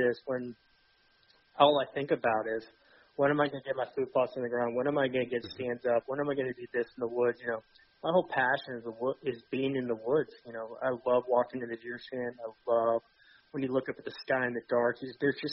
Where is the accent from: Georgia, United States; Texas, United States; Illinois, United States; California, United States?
Georgia, United States; also born or lived in Atlanta; born and raised in Georgia. Grew up hunting, started hunting when I was at the age of 4 or 5 in South Georgia